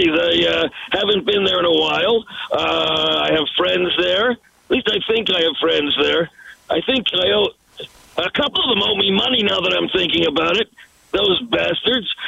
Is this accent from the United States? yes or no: no; Canada; I listen, I am a Canadian icon. That should mean something.